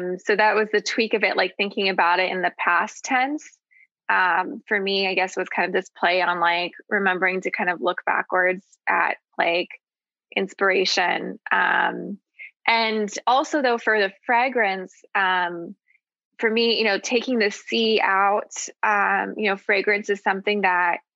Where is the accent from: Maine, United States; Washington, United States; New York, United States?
Washington, United States; Seattle; now in San Francisco Bay Area, United States; I was born here in the Bay Area, but grew up in Seattle